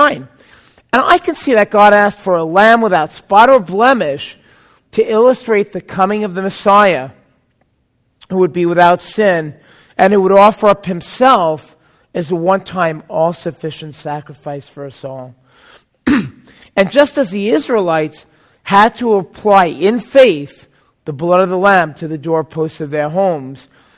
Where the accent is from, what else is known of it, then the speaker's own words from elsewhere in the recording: New York City, New York, United States; now in California, United States; I bet you couldn't tell I'm from New York originally.